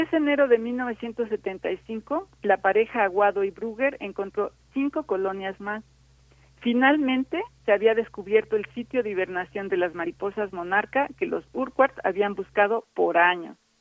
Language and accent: Spanish; Mexico; todavía como mexicanos